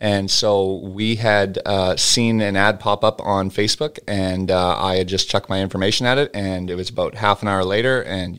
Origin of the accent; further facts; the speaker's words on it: Dawson Creek, British Columbia, Canada; Yeah, well, I'm from Dawson Creek, BC.